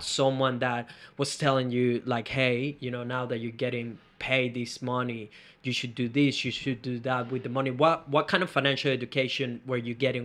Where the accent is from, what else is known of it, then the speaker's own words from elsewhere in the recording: Venezuela; moved away; I come from Venezuela